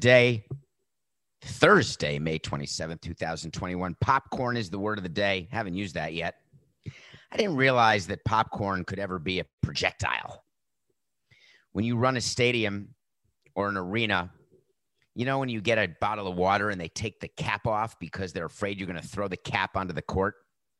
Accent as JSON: {"language": "English", "region": "New York", "country": "United States", "said": "as a New Yorker"}